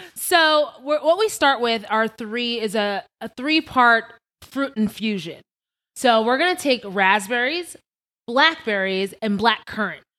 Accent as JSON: {"language": "English", "area": "Long Island", "region": "New York", "country": "United States", "moved": "as an adult", "lives_now": "Las Vegas, United States", "said": "I'm originally from Long Island, New York. Strong Island."}